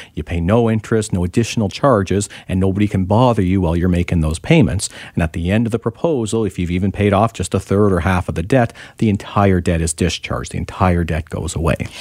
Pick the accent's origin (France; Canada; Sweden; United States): Canada; Ontario; now in British Columbia, Canada; I'm from Ontario originally